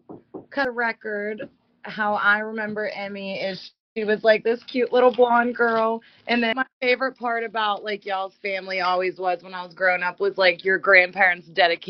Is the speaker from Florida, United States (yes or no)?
yes; Pensacola, Florida, United States; born there; I was born in Pensacola, Florida.